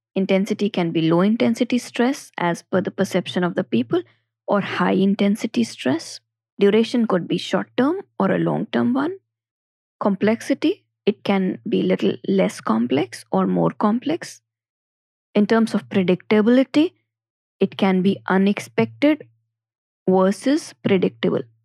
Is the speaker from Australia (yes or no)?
no; Ajmer, Rajasthan, India; also born or lived in Jaipur; now in Delhi NCR, India; I'm from Ajmer, my first city of movement was Jaipur, and now I am in a different city, Delhi N C R